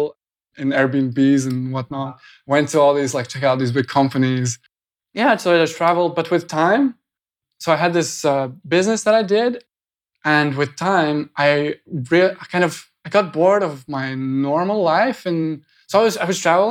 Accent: Latvia; moved away; I just went back to Latvia

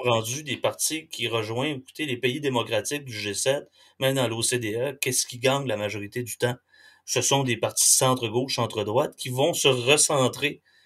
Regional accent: Quebec, Canada; quand on est québécois

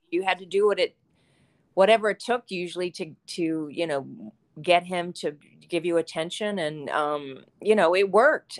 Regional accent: Charleston, West Virginia, United States; I grew up in Charleston, West Virginia

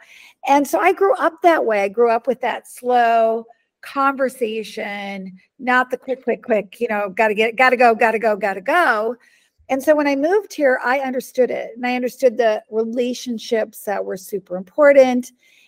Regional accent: Budapest, Hungary; you know, I grew up in Hungary. And so my grandmother and I used to go, I'd go there from May to August, like the whole summer. And I speak Hungarian, and my aunt and uncle was there, my cousin, and, you know, and we used to, we lived in the middle of town, in the middle of Budapest

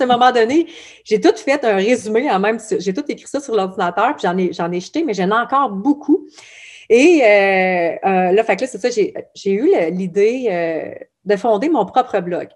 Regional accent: Abitibi, Quebec, Canada; je viens de l'Abitibi

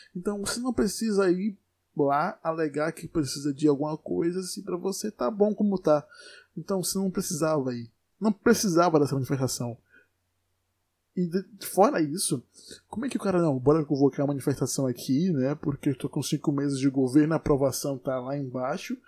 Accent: Brazil; eu sou brasileiro

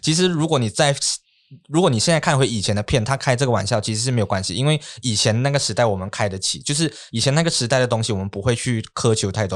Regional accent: Malaysia; 我们在马来西亚华人

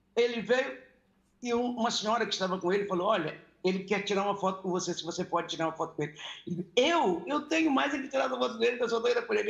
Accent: Maranhão, Brazil; now in Rio de Janeiro, Brazil; da minha terra

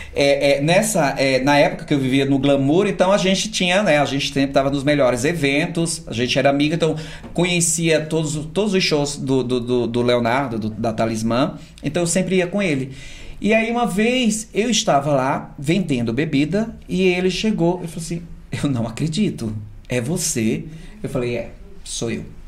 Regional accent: Surubim, Pernambuco, Brazil; moved away as an adult; now in São Paulo, Brazil; Eu sou de uma cidade chamada Surubim, uma cidade aí de 200 mil habitantes

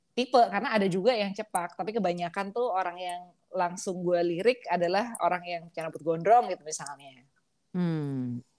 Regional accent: Java, Indonesia; permisi gue orang Jawa nih coba kita kita tes

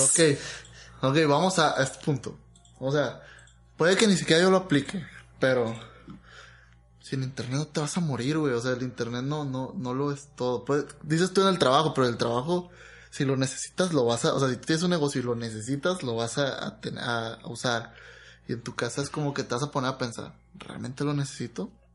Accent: Mexico; como mexicano

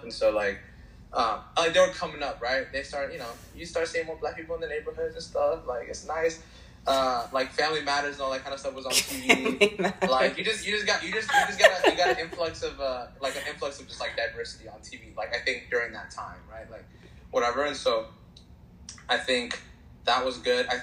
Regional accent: Chicago, Illinois, United States; I was born in Chicago

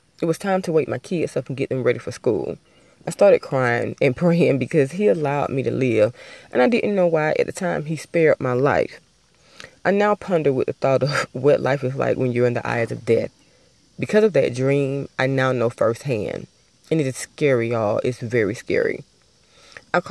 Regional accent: Albany, Georgia, United States; I was driving across a bridge in my hometown. Everybody from Albany, Georgia is familiar with the Flint River

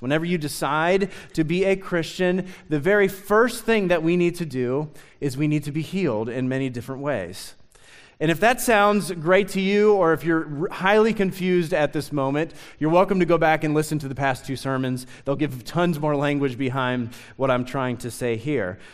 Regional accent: Lexington, Kentucky, United States; also born or lived in Nicholasville, Kentucky; I grew up in Lexington

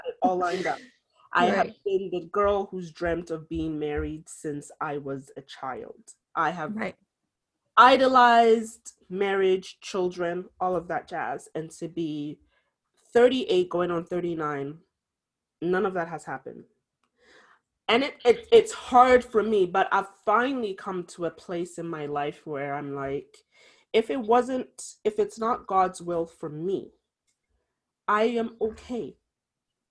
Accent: Ghana; being Ghanaian, it is a Fanti woman, to be specific. That's the tribe I'm from in Ghana.

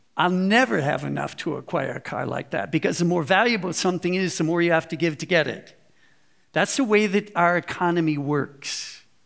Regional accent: United States; moved away as an adult; now in Germany; I look, walk, and talk like an American

